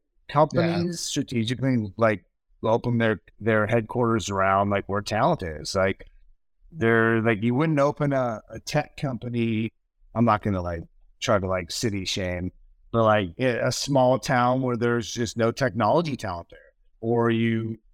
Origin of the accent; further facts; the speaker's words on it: Seattle, Washington, United States; now in Austin, United States; I'm born and raised in Seattle.